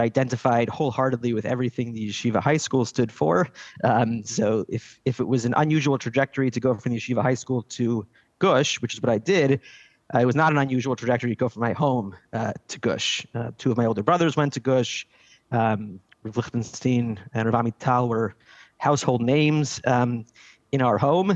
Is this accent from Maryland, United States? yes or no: yes; Silver Spring, Maryland, United States; now in Jerusalem, Israel; I grew up in Silver Spring, Maryland.